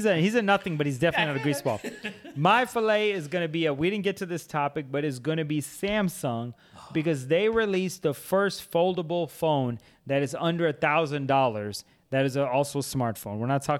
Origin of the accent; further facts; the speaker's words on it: India; but I'm Indian.